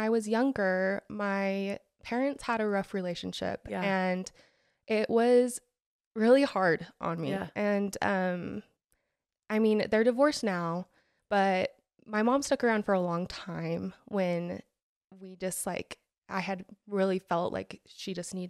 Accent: Alpine, Utah, United States; So I am from Alpine.

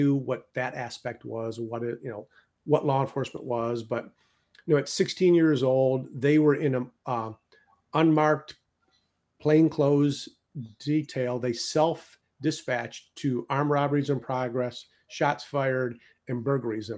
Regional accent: Detroit, Michigan, United States; moved away; also born or lived in Chicago; I was born and raised in Detroit, Michigan

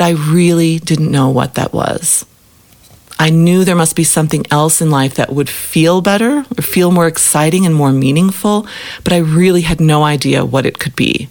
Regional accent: Chicago, Illinois, United States; moved away as an adult; now in Africa; I grew up in Chicago

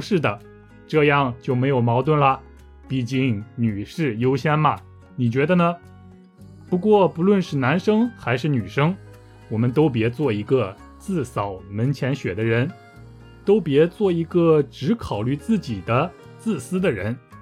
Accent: northern China, China; 我来自中国北方

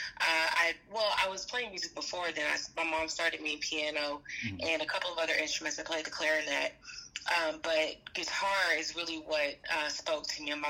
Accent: Atlanta, Georgia, United States; also born or lived in Washington, D.C.; I grew up in Atlanta, Georgia, between Atlanta and Washington, D.C.

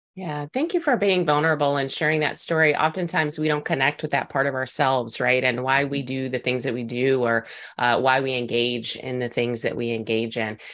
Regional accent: Texas, United States; accent: Texas; my Texas accent

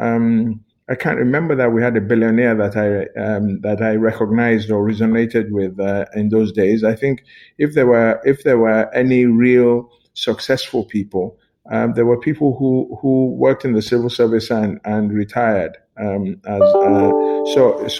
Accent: Lagos, Nigeria; also born or lived in London, United Kingdom / Ado-Ekiti, Ekiti State, Nigeria; I grew up in Lagos, all of us had gone to a school in Ekiti called Christ School, Ado-Ekiti

